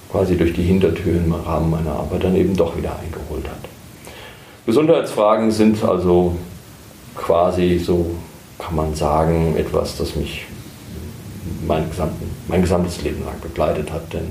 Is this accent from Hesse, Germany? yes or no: yes; Herborn, Hesse, Germany; 56 Jahre alt, geboren in Herborn ähm, und dort auch groß geworden. Ähm, studiert habe ich in Heidelberg und in Marburg.